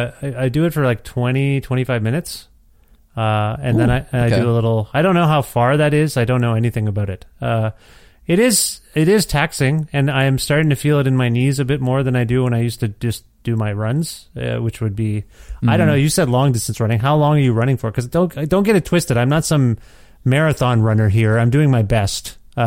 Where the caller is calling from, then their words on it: Ontario, Canada; moved away as an adult; because I'm calling you from Edmonton, Alberta, where my family and I moved last January of 2020. And then the world collapsed. So sorry, I blame us for moving from Ontario.